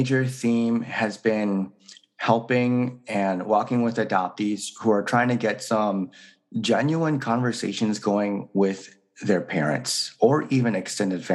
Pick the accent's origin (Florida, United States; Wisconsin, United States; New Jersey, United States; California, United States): Wisconsin, United States; also born or lived in South Korea; I was born in South Korea, and I was relinquished for adoption when I was about 3 years old, and then placed into a white family in Wisconsin and then raised there